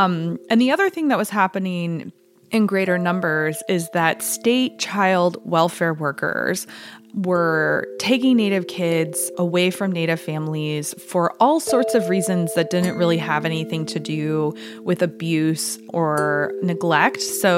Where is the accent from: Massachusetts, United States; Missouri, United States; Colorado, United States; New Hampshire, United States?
Missouri, United States; Joplin; now in Tahlequah, United States; I'm a citizen of Cherokee Nation. I live in Tahlequah, Oklahoma, and I am from Joplin, Missouri.